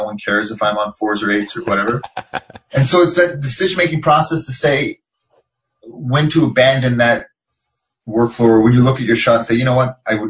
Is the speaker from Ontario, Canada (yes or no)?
no; Montreal, Quebec, Canada; born there; He's from Montreal, and I was born in Montreal